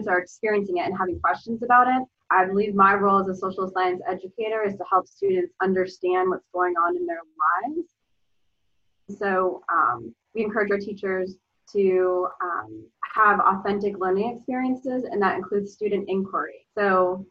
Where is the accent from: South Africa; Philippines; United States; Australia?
United States; Rhode Island; I grew up in Rhode Island